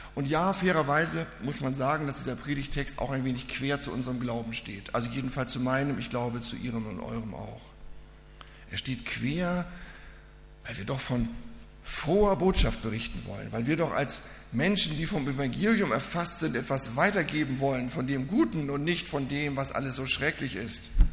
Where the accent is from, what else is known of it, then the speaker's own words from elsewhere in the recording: Reinfeld, Schleswig-Holstein, Germany; moved away; Ich komme aus Rheinfeld, das ist bei Lübeck hinten, so in der Ecke